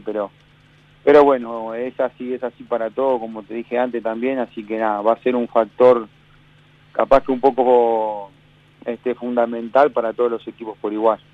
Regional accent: Uruguay; moved away as an adult; also born or lived in Zaragoza, Spain; now in United States; yo me fui de Uruguay con 21 casi recién cumplido

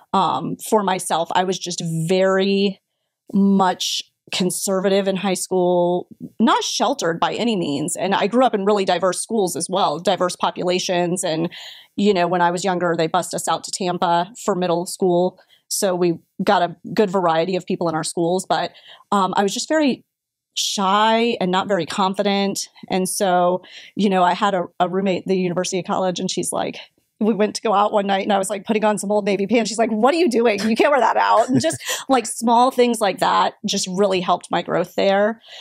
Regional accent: Brandon, Florida, United States; I am a Florida girl I'm from Brandon, so born and raised here in the state of Florida

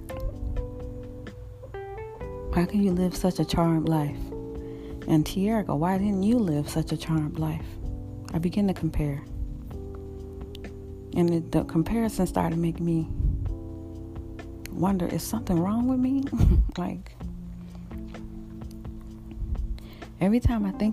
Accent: Florida, United States; moved away as an adult; also born or lived in Los Angeles, California; I moved back to my home state of Florida

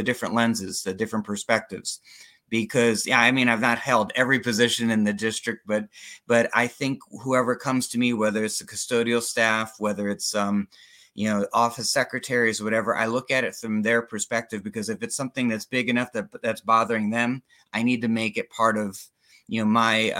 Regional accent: Germantown, Maryland, United States; moved away as an adult; now in Florida, United States; I grew up in Germantown, Maryland, just out of Washington, D.C. Moved down here to go to college

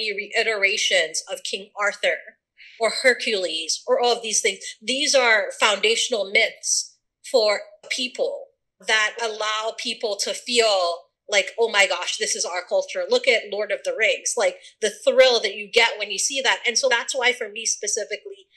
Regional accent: Sierra Leone; moved away; also born or lived in Atlanta, Georgia; I'm from Sierra Leone. Born and raised

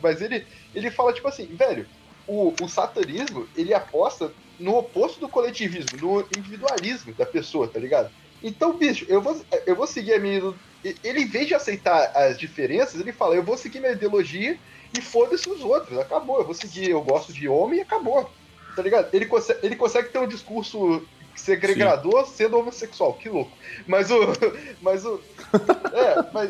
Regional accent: Volta Redonda / Vassouras, Rio de Janeiro, Brazil; eu sou de Redonda, né, de Vassouras

